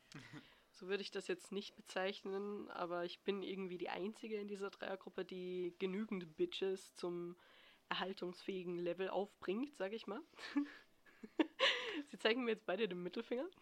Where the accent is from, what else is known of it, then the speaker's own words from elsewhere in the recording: Austria; ich bin aus Österreich